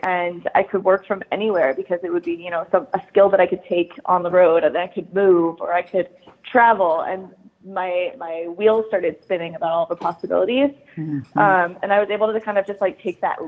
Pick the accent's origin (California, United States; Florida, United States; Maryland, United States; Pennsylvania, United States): Maryland, United States; moved away as an adult; also born or lived in Charleston, South Carolina; I grew up in Maryland, right outside of DC